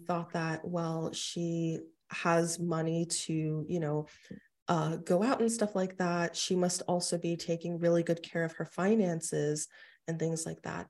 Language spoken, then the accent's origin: English; New York City, New York, United States; I actually was born and raised in Queens